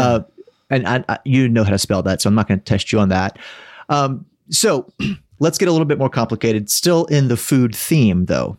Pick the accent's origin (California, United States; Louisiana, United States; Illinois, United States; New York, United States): Louisiana, United States; South; now in Atlanta, United States; I grew up in South Louisiana